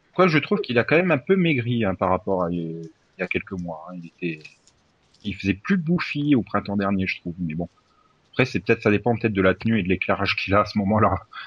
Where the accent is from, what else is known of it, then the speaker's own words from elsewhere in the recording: France; je suis français